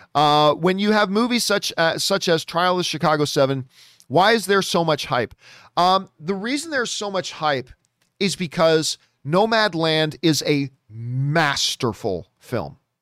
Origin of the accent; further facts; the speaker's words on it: Canada; as a Canadian